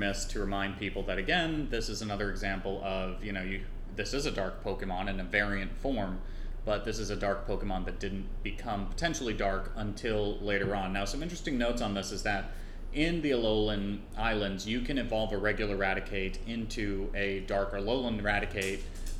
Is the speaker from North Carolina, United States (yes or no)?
no; New York, United States; also born or lived in Trinidad; New York's unique ecosystem where I grew up.